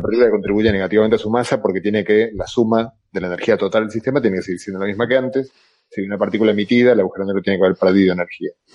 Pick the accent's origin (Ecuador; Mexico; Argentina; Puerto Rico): Argentina; accent: Argentine; moved away; also born or lived in Galicia; yo soy argentino como mi acento lata